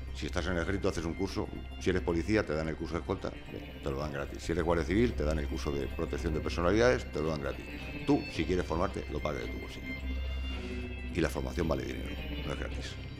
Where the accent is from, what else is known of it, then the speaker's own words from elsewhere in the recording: Albacete, Castilla-La Mancha, Spain; Yo soy de Albacete